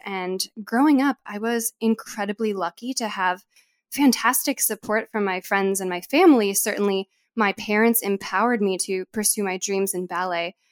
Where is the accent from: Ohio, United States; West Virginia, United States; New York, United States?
New York, United States; I'm from New York